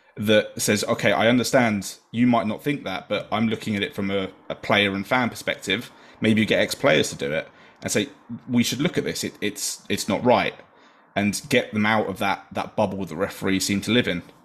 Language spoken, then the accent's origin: English; England, United Kingdom; as an English person